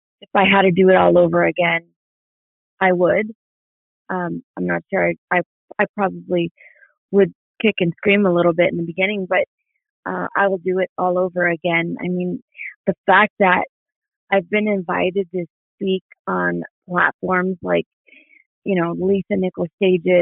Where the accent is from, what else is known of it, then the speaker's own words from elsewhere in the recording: Mexico; moved away; also born or lived in New York; I'm Mexican